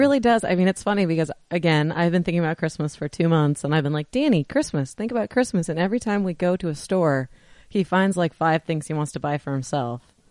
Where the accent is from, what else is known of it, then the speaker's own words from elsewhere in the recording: Washington, United States; moved away; We are from Washington originally